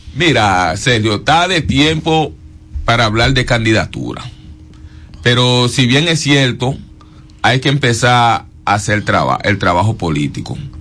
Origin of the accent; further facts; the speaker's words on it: Campiña de Higüeral, La Romana, Dominican Republic; yo soy de Campilla de Igueral